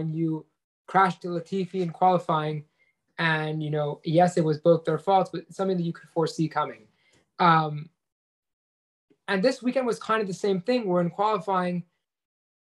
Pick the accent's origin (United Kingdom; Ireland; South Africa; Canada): Canada; as a Canadian